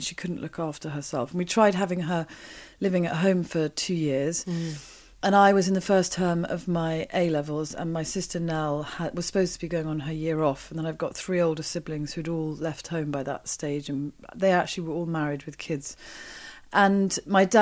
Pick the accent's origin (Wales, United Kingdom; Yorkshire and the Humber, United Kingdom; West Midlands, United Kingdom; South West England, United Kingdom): South West England, United Kingdom; Wiltshire; also born or lived in Oxford; I grew up in Oxford and then in Wiltshire